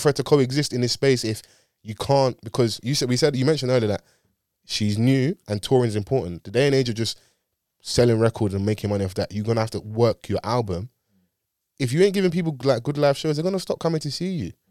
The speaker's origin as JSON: {"language": "English", "region": "London", "country": "United Kingdom", "tie": "born or raised there", "said": "I grew up in Dulwich"}